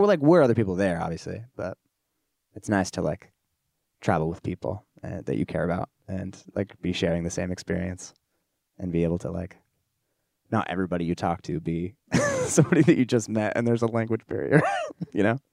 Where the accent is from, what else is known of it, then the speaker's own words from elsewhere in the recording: Orange County, California, United States; moved away as an adult; now in Los Angeles, United States; I moved from Orange County up to L A, for college, like, my family moved as well